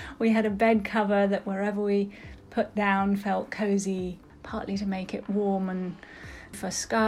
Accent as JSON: {"language": "English", "region": "London", "country": "United Kingdom", "tie": "born or raised there", "also_born_or_lived": "United States", "moved": "as an adult", "said": "I was born and brought up in London."}